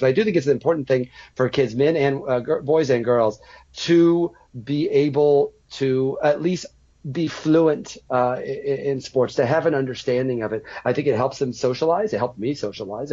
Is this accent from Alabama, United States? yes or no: no; Mattoon, Illinois, United States; moved away; also born or lived in New York; I'm from Mattoon, Illinois, which is about an hour south of Champaign on I-57